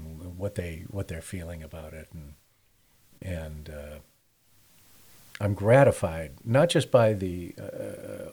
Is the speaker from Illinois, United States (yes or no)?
yes; Chicago, Illinois, United States; I'm from Chicago